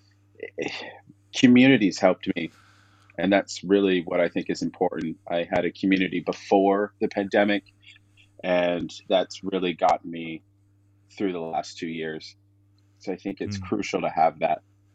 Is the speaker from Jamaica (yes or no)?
no; Toronto, Ontario, Canada; moved away as an adult; now in Vancouver, Canada; I grew up in Toronto, actually Scarborough, Ontario, which is a little bit outside of Toronto. But I consider myself a Torontonian